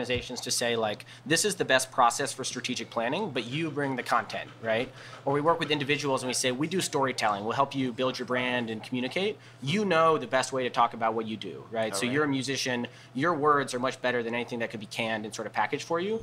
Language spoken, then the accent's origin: English; Arlington, Virginia, United States; moved away as an adult; also born or lived in Providence, Rhode Island; now in New Orleans, United States; I grew up outside of Washington, D.C., in Arlington, Virginia